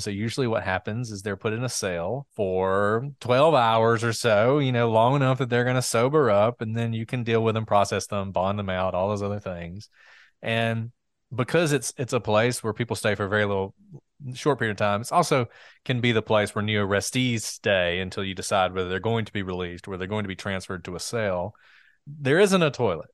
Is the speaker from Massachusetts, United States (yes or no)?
no; Walker County, Alabama, United States; I'm from Walker County